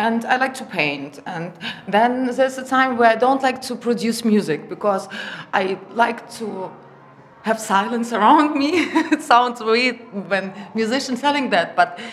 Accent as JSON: {"language": "English", "country": "Germany", "tie": "born or raised there", "also_born_or_lived": "Russia", "moved": "yes", "said": "because I grew up in Germany and my German is perfect."}